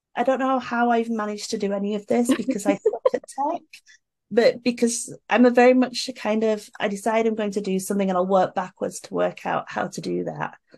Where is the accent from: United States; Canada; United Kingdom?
United Kingdom; moved away as an adult; now in South Korea; I'm British